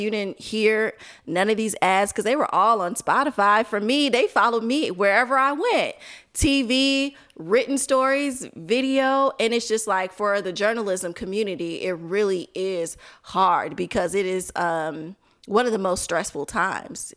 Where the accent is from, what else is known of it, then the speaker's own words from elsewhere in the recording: Chicago, Illinois, United States; also born or lived in Milwaukee / Washington, D.C.; I'm from Chicago